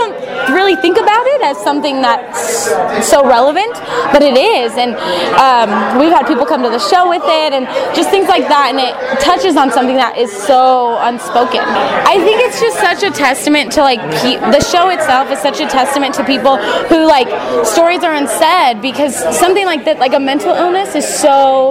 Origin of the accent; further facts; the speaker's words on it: Merced, California, United States; from Merced, California